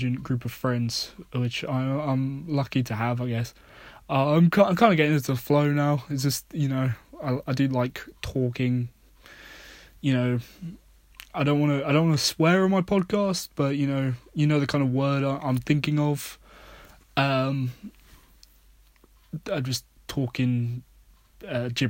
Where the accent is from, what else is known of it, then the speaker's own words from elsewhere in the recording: United Kingdom; being British